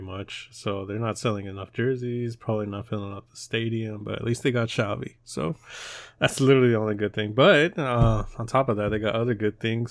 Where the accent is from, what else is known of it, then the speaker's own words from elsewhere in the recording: United States; we're American